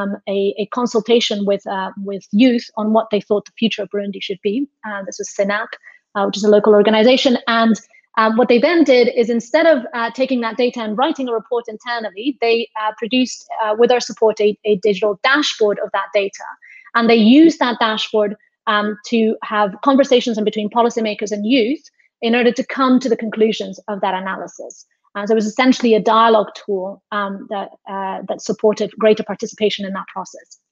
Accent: Spain; I'm from Spain

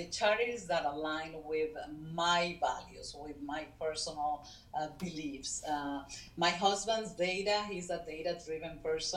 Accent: Caracas, Capital District, Venezuela; moved away; I was born in Caracas, Venezuela, in a free country then, and nobody was even thinking about immigrating or leaving the country for good

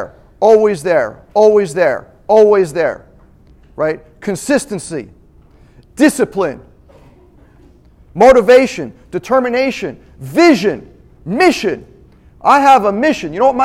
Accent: Lynbrook, New York, United States; now in Atlanta, United States; I came from Lynbrook, New York. Little town in Long Island, New York.

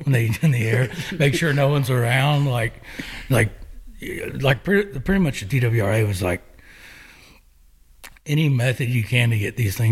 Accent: Garden City, Missouri, United States; now in Chapel Hill, Tennessee, United States; George Brett actually used to duck hunt down where I live in Garden City, where I grew up in Garden City.

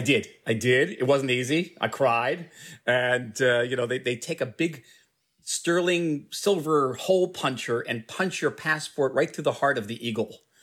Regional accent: New Jersey, United States; moved away as an adult; now in Israel; my parents still live in the same house I grew up with, in a small town in New Jersey.

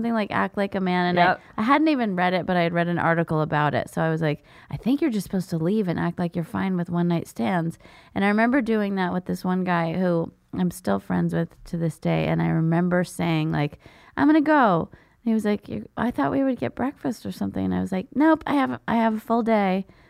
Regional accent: San Jose, California, United States; I'm from San Jose.

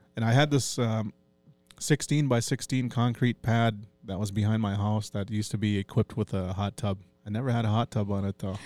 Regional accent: Brookston, Minnesota, United States; also born or lived in Duluth, Minnesota / White Earth Reservation, Minnesota / Cloquet, Minnesota; I'm, uh, born and raised in Brookston once I come to Fond du Lac, and I call that place home

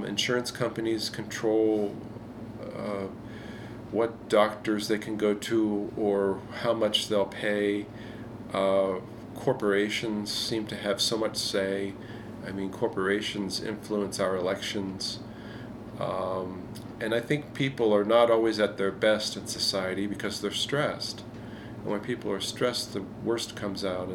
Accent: Southeast Pennsylvania, United States; Growing up in Southeast Pennsylvania

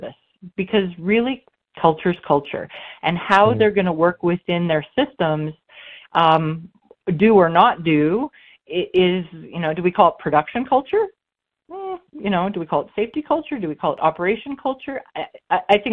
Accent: Saskatchewan, Canada; Good old Saskatchewan farm girl

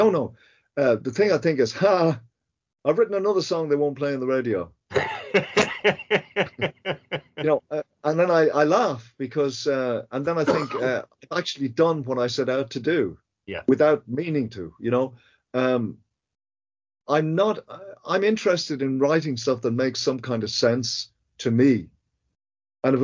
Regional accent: Ireland; the reason I didn't make an album about Ireland before was because I didn't want to be pigeonholed as an Irish musician

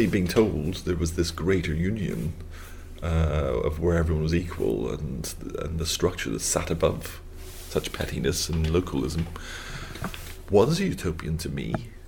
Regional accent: Belfast, Northern Ireland, United Kingdom; moved away; growing up in the North of Ireland

